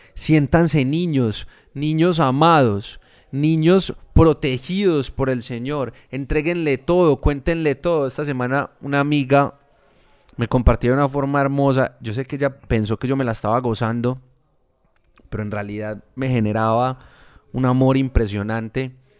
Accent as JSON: {"language": "Spanish", "town": "Medellín", "region": "Antioquia", "country": "Colombia", "said": "Nosotros somos de Medellín. Acá es muy común la palabra culicagao"}